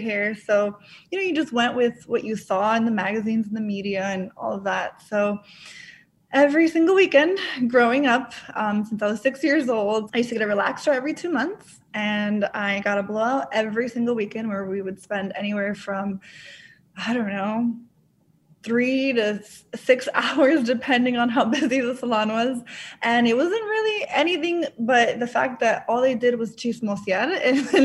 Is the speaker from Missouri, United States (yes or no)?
no; Orlando, Florida, United States; also born or lived in Dominican Republic; I was born in Dominican Republic, and my family and I moved to Orlando, Florida when I was 3 years old